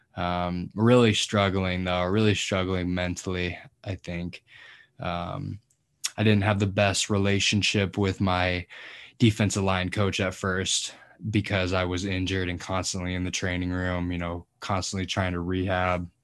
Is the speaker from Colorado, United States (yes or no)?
yes; Colorado, United States; moved away as an adult; now in Nebraska, United States; I'm from Colorado originally.